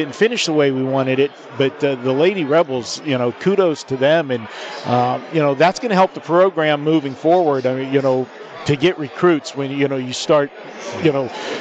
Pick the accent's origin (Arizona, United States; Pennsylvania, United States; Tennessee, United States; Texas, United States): Pennsylvania, United States; Pittsburgh; accent: Yinzer; I got the Yinzer accent from Pittsburgh.